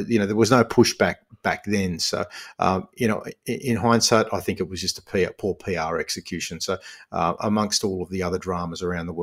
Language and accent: English; Australia; I'm half Aussie, half Lebanese.